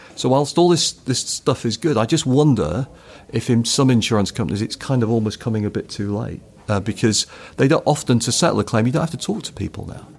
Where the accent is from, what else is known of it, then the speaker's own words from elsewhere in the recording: United Kingdom; I'm a Brit